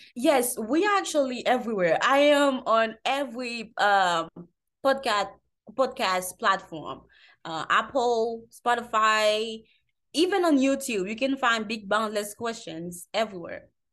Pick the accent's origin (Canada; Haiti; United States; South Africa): Haiti; I'm from Haiti